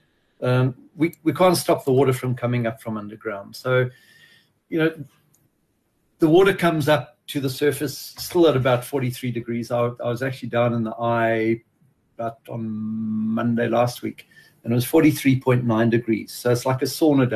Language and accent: English; Johannesburg, Gauteng, South Africa; moved away as an adult; also born or lived in Gordon's Bay; now in Montagu, South Africa; I grew up in Johannesburg